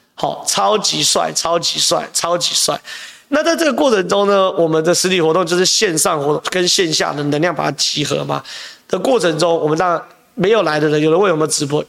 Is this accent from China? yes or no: no; Zhonghe, New Taipei, Taiwan; 我在中和长大啊